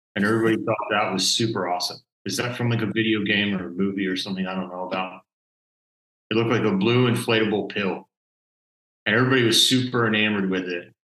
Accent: Maryland, United States; also born or lived in Western Massachusetts; I grew up in Maryland

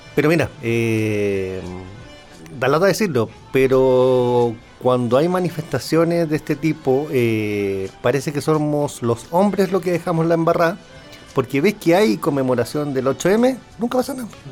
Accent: Chile; lo digo como chileno

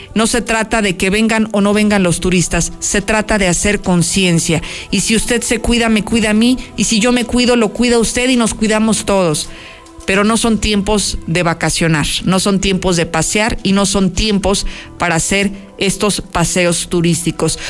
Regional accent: Mexico; los mexicanos

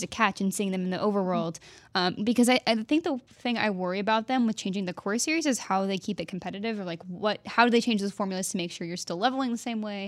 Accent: Texas, United States; moved away; also born or lived in Oklahoma; I was born in Oklahoma, raised in Texas

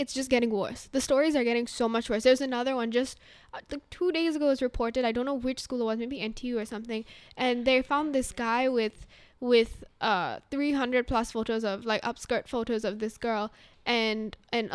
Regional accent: India; moved away; when I was growing up in India

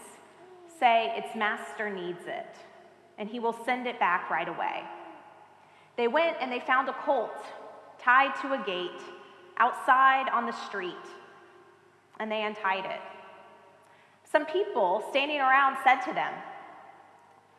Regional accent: Auburndale, Florida, United States; I grew up in Auburndale, a small town between here and Tampa

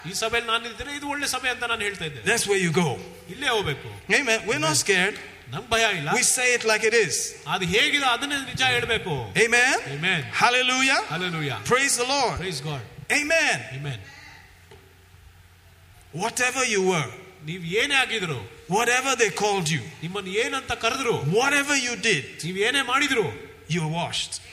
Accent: Tiruvalla, Kerala, India; I was walking in Tiruvalla in my hometown.

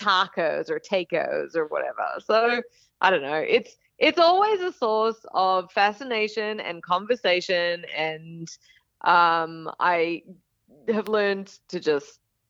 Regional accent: Australia; accent: Australian; now in United States; Yeah, I live in Texas, so we're a state unto ourselves, but I grew up in Australia. I only moved 7 years ago, so it's predominantly Australian accent, but then there's, you know, so like y'all has definitely crept in there

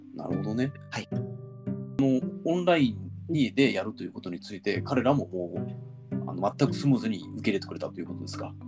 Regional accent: Sakai, Osaka, Japan; moved away as an adult; now in Tokyo, Japan; 僕たちのねあの地元の大阪の堺市

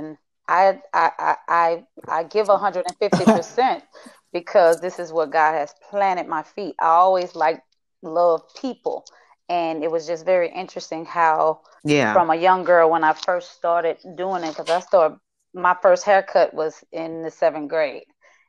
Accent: Shreveport, Louisiana, United States; moved away as an adult; now in Atlanta, United States; born and raised in Shreveport, Louisiana.

